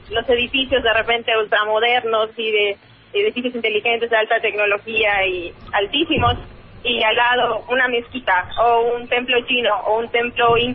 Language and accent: Spanish; Mérida, Yucatán, Mexico; Yo soy de Mérida, Yucatán.